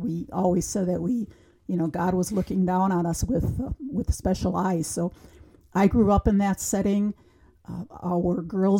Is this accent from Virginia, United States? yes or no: no; Wisconsin, United States; So I grew up in St. Augustine, Reefs Mills. Tiny little parish, beautiful setting at the top of a hill.